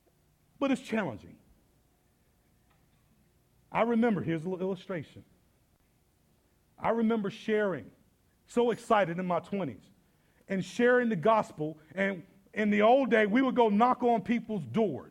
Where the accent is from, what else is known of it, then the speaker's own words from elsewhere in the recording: Atlanta, Georgia, United States; now in Indianapolis, United States; I'm from Atlanta with a whole lot more black people